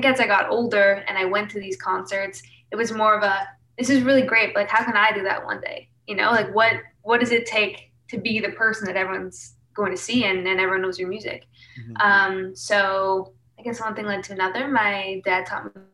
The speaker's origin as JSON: {"language": "English", "town": "Winnipeg", "region": "Manitoba", "country": "Canada", "tie": "born or raised there", "moved": "as an adult", "lives_now": "Toronto, Canada", "said": "I'm born and raised Manitoba, so Winnipeg, right in the center of Canada"}